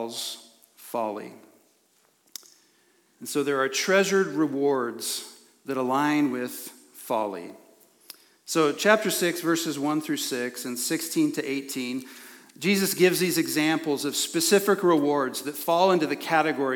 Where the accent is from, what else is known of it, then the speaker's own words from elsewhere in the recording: Prineville, Oregon, United States; when I was a kid growing up in Prineville